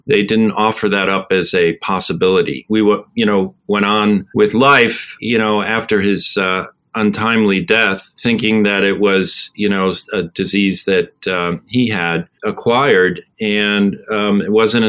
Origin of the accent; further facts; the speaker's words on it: Abington, Pennsylvania, United States; also born or lived in Buffalo, New York; I'm originally from Buffalo, New York. And when I was 8 years old, my father was transferred to Philadelphia